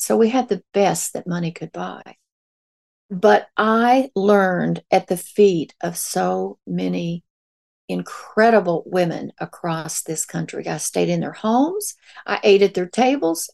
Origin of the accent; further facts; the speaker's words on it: Ozarks of Missouri, United States; moved away as an adult; also born or lived in New Orleans; I grew up in the Ozarks of Missouri as a very poor hillbilly.